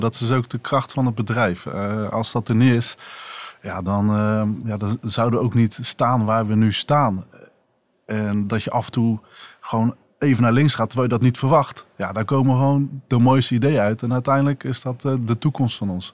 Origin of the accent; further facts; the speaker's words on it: Rotterdam, South Holland, Netherlands; als Rotterdammer